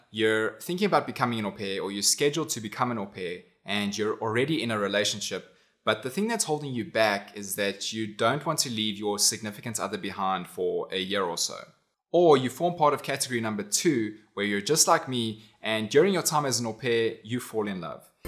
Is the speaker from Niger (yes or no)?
no; South Africa; also born or lived in United States; I au paired in America, but I'm from South Africa.